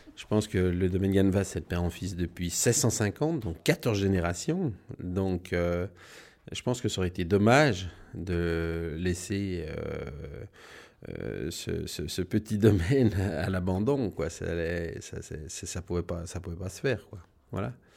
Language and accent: French; La Combe, Bourgogne-Franche-Comté, France; also born or lived in Burgundy; je suis né à La Combe. On n'a jamais trop bougé.